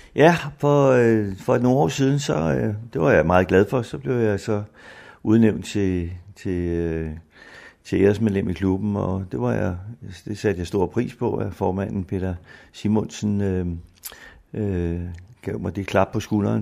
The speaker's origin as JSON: {"language": "Danish", "town": "Humlebæk", "region": "Capital Region of Denmark", "country": "Denmark", "tie": "born or raised there", "also_born_or_lived": "Bagsværd / Helsingør / Greve", "said": "Jeg er vokset op seks år i Bagsvær, og derefter i Humlebæk, til jeg blev voksen og flyttede til Helsingør"}